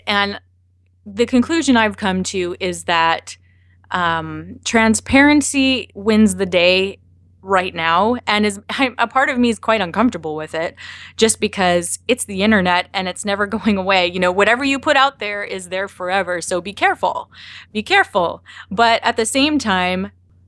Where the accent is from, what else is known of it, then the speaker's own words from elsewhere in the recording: Canada; I'm Canadian